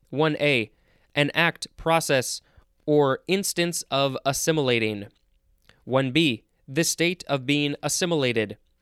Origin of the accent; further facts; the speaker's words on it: United States; I'm saying that as an American